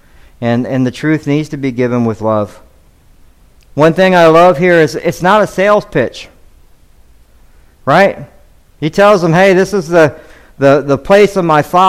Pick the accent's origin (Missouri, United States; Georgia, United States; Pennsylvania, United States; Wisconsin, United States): Georgia, United States; Atlanta; now in Devine, Texas, United States; I was born in Atlanta